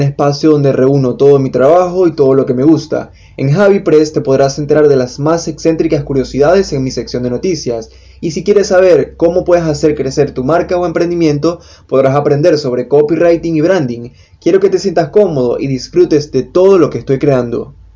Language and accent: Spanish; Venezuela; copywriter, venezolano